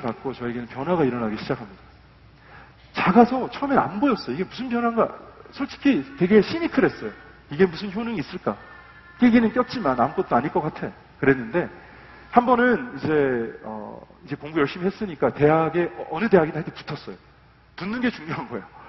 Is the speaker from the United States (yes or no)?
yes; about an hour from San Francisco, California, United States; moved away as an adult; now in South Korea; 샌프란시스코에서 한 1시간 떨어진 곳에서 컸거든요